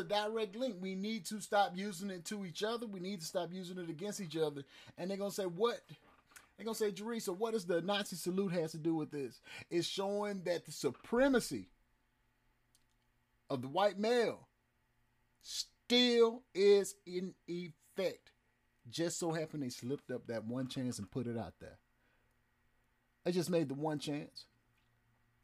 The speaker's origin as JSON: {"language": "English", "country": "United States", "tie": "born or raised there", "said": "I live in America. I was born in America"}